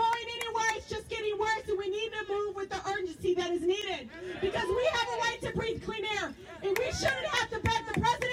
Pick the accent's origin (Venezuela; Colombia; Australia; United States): United States; Detroit, Michigan; I grew up in Southwest Detroit